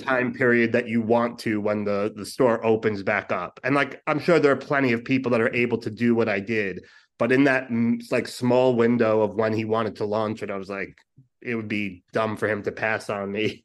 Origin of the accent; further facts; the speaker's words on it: New York City, New York, United States; moved away as an adult; born and raised Brooklyn, and then, uh, two years ago, I took the dive and came to this, uh, cesspool